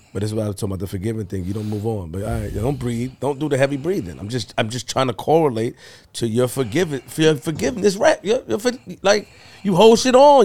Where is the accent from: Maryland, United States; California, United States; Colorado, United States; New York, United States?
New York, United States; New York City; I'm from Linden and Farmers